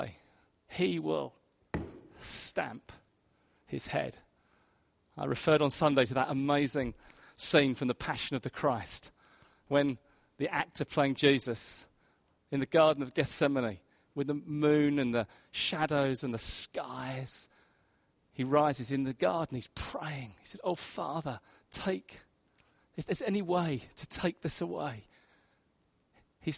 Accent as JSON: {"language": "English", "town": "Hastings", "region": "South East England", "country": "United Kingdom", "tie": "born or raised there", "moved": "yes", "said": "In my hometown of Hastings, I grew up in Hastings"}